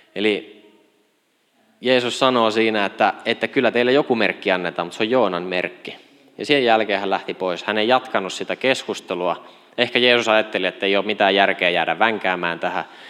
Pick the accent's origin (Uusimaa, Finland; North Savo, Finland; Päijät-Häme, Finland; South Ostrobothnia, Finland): South Ostrobothnia, Finland; Kauhava; Kasvoin Etelä-Pohjanmaalla Ylihärmä-nimisessä paikassa, jota ei enää kartalta löydy. Se on Kauhava nykyisin